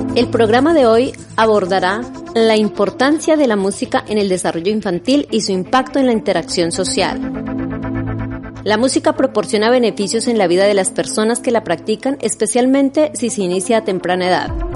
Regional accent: Colombia; now in Biscay, Spain; soy de Colombia

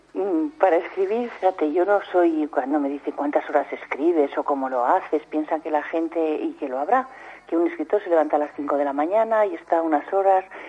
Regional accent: Soria, Castile and León, Spain; yo no soy de pueblo, yo soy de, de Soria

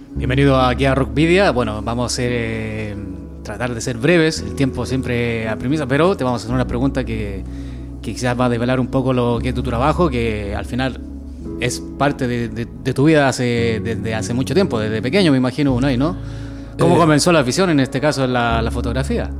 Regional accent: Chile; yo soy chileno

